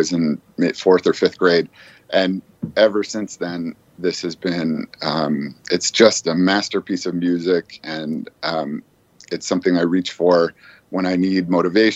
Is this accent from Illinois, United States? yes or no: yes; Aurora, Illinois, United States; now in Boston, United States; growing up in Aurora, we actually lived outside of Aurora